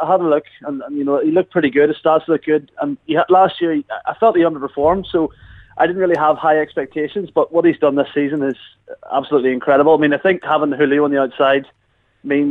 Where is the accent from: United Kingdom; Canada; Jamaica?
United Kingdom; Northern Ireland; we're technically Northern Irish